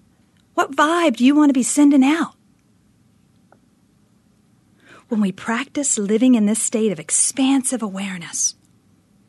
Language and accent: English; Northeast, United States; now in Phoenix, United States; my hometown back in the frigid Northeast